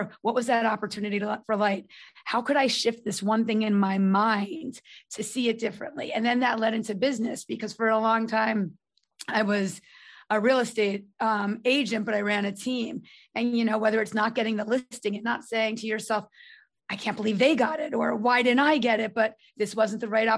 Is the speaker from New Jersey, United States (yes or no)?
yes; North Brunswick, New Jersey, United States; also born or lived in Manhattan, New York; I'm from North Brunswick area.